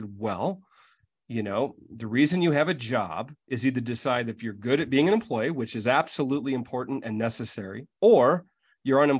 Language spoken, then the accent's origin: English; Midwest, United States; because I'm from the Midwest